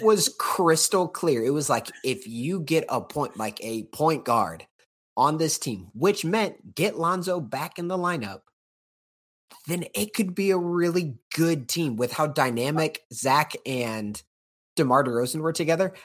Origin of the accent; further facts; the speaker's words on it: Indiana, United States; moved away; my home state